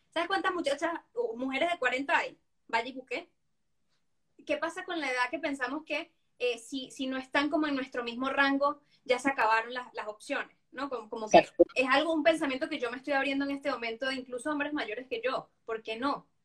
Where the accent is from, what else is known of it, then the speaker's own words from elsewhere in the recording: Venezuela; al menos yo, porque no sé si cultural, yo vengo de Venezuela, no sé si por latino, lo que sea